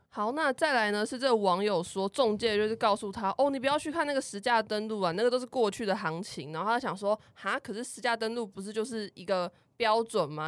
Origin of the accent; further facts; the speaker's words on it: Kaohsiung, Taiwan; 我就是高雄的家